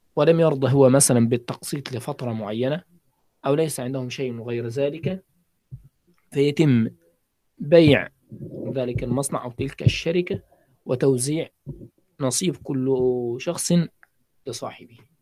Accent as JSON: {"language": "Arabic", "country": "Egypt", "said": "عندنا في مصر"}